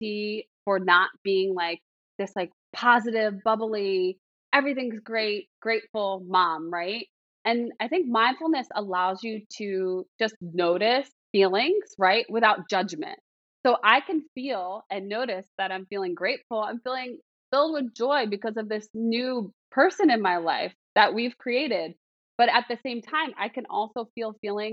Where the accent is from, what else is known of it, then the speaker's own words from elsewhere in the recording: Philadelphia, Pennsylvania, United States; moved away as an adult; now in South Carolina, United States; Pennsylvania, Philadelphia, like where I'm from